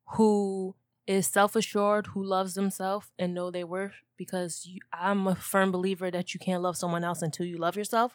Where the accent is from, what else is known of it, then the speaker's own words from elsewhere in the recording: New Jersey, United States; we're from North Jersey